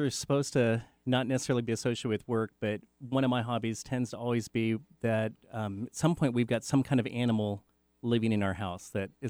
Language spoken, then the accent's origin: English; Renton, Washington, United States; I grew up in Renton in the Bryn Mawr area or Skyway.